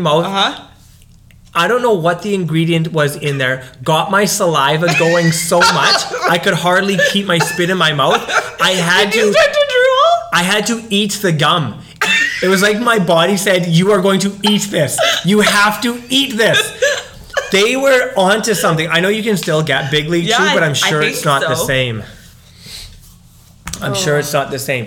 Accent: Okanagan, British Columbia, Canada; I grew up in the Okanagan

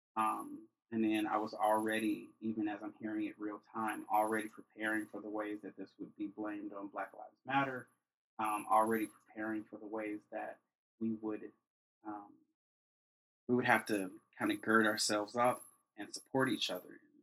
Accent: Chicago, Illinois, United States; I am from Chicago, born and raised. Grew up on the South Side.

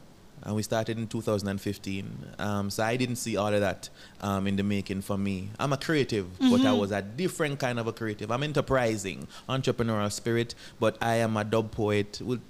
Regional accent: Gardenfield, Saint Thomas, Jamaica; I'm from a small farming district in St. Thomas called Gardenfield.

